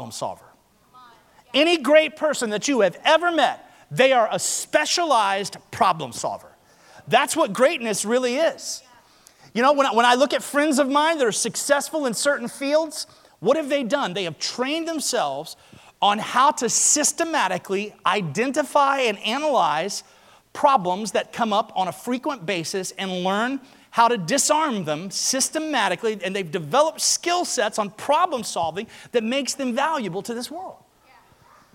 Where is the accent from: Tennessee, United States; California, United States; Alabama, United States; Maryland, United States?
Alabama, United States; I'm from Alabama.